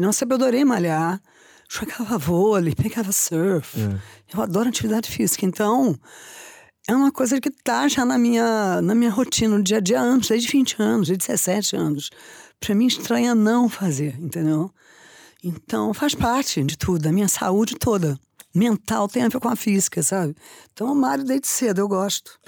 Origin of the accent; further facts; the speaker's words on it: Rio de Janeiro, Brazil; now in São Paulo, Brazil; eu nasci no Rio, então eu jogava vôlei frente à praia